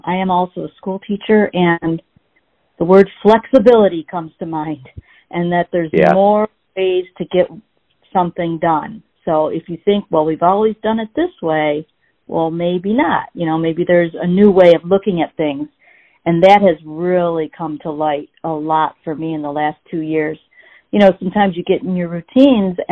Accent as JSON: {"language": "English", "town": "Grosse Pointe", "region": "Michigan", "country": "United States", "tie": "born or raised there", "said": "I was born in Grosse Pointe, Michigan. I don't know if you're familiar with that area. It's a suburb outside of Detroit. And I was brought up, you know, in a pretty basic, you know, mom, dad, brother, and me"}